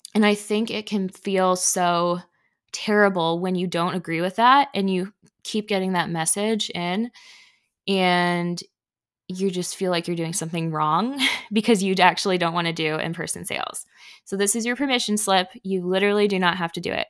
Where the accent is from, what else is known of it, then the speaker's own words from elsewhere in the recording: Indiana, United States; also born or lived in Canada; I was born in Canada, but I've lived here in Indiana for most of my life. I was raised in Indiana